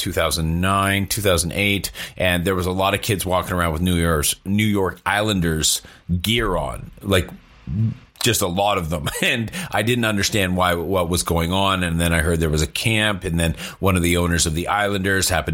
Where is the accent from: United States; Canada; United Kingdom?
Canada; I'm Canadian